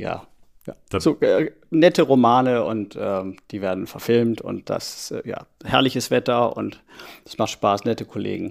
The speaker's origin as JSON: {"language": "German", "country": "Germany", "said": "ich als Deutscher"}